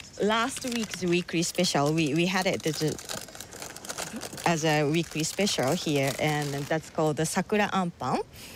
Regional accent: Japan; now in Bray, Ireland; I'm from Japan.

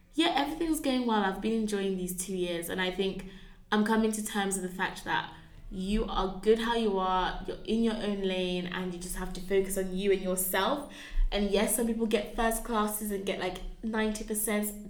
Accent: Birmingham, West Midlands, United Kingdom; moved away as an adult; now in Oxford, United Kingdom; growing up in Birmingham was quite a wild time

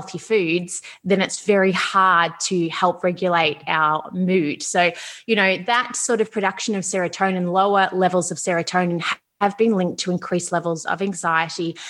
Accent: Melbourne, Victoria, Australia; I'm from Melbourne, Australia

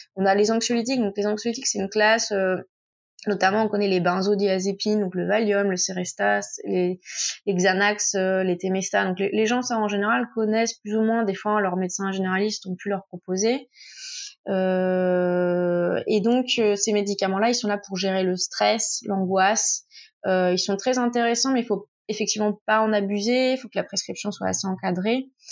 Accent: Tours, Centre-Val de Loire, France; moved away as an adult; now in Marseille, France; je suis originaire de Touraine. là, je suis à Marseille pour, pour l'émission. Euh, je fais juste mes études ici, mais à la base, je viens de Tours

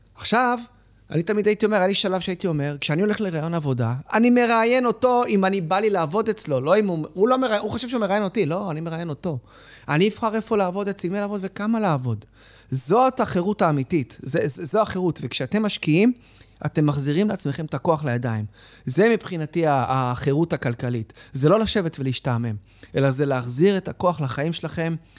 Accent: Israel; אני נולדתי בארץ, ההורים שלי עלו עולים

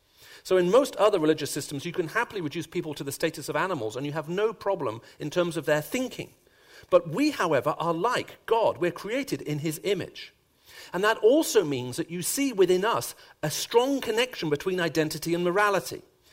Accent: Sharjah, United Arab Emirates; also born or lived in Saudi Arabia; So I grew up as a child, first of all, in Saudi Arabia, and then, in the United Arab Emirates in Sharjah. And those are my earliest childhood memories.

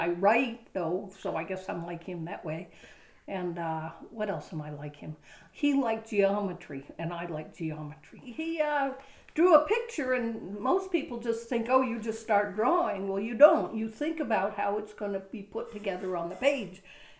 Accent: United States; When I was a kid, we grew up on Scott Island.

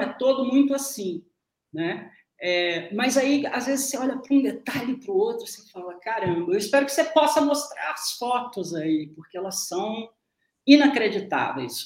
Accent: interior of Minas Gerais, Brazil; no interior de Minas Gerais, nos anos 60 e 70, a pessoa falava comigo

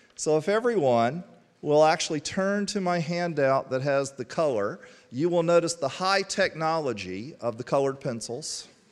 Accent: Statesville, North Carolina, United States; moved away as an adult; I grew up in Statesville, thirty miles to the west.

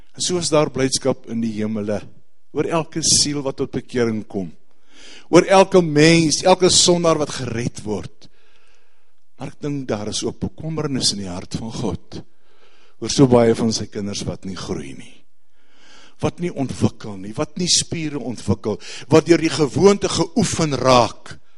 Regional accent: South Africa; Ons as Suid-Afrikaners

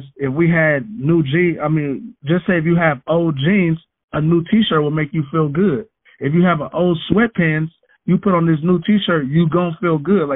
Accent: San Francisco, California, United States; I was a troubled youth growing up in the Western Addition. I'm from Fillmore, California

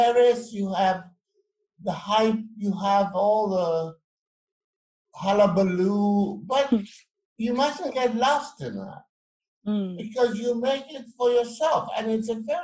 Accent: St. Lucia; I was born in St. Lucia

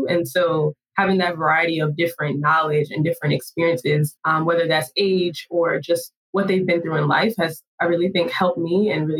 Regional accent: Virginia, United States; also born or lived in Brooklyn, United States / Florida; when I was younger, I was born in Brooklyn. And so my grandmother who was here helped my mom pretty much raise me as she was younger. And then as we transitioned through life and kind of ended up in Virginia, where I have the most memory between Virginia and Florida

